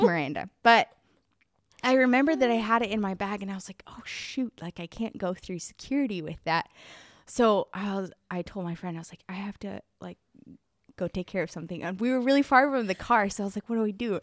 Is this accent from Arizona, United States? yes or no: yes; Arizona, United States; now in Prague, Czech Republic; so I grew up in Arizona